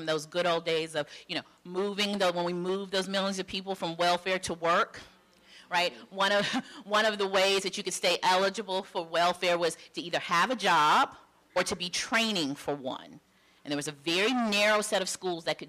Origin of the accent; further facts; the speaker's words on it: Charlotte, North Carolina, United States; I am from North Carolina, Charlotte, North Carolina, mostly. So I knew the local landscape of schools in Charlotte the way one does when you're growing up